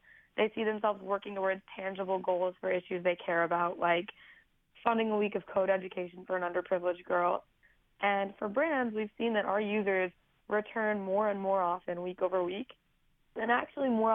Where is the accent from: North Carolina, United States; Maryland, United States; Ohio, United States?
Ohio, United States; Cleveland; I'm from Cleveland, and I'd started an environmental nonprofit